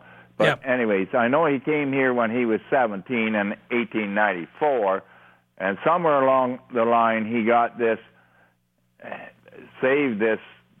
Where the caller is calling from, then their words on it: Ontario, Canada; Well, it's just outside. It's about 30 minutes from Kitchener.